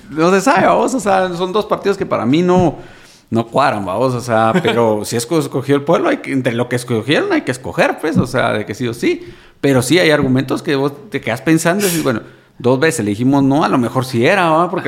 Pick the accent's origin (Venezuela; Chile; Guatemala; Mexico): Guatemala; Pero así somos, así somos los chapines, vamos.